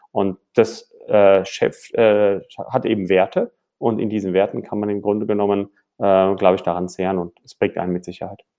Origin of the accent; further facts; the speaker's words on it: Caracas, Capital District, Venezuela; also born or lived in United States / Mannheim; now in Frankfurt, Germany; bin gebürtiger Frankfurter, wohne auch wieder in Frankfurt, ein bisschen eine Reise gemacht, bin in Caracas groß geworden in Südamerika, danach nach USA, danach nach Mannheim